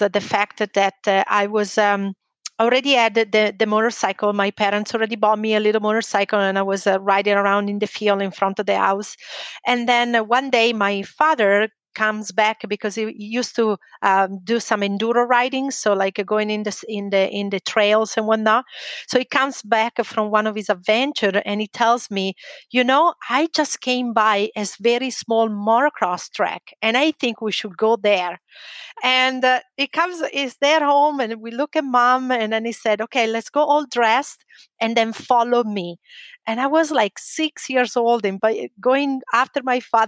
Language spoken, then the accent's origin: English; near Lake Como, Lombardy, Italy; English is a second language; moved away; North Italy. I'm from a little town near Lake Como.